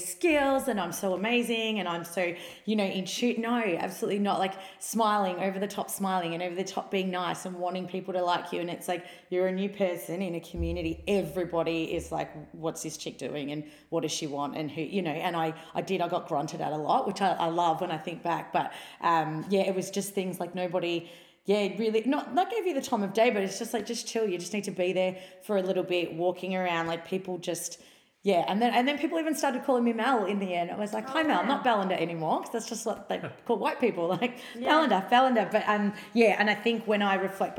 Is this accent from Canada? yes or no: no; Melbourne, Victoria, Australia; I was a student from Australia, from Melbourne, coming to another part of Australia to learn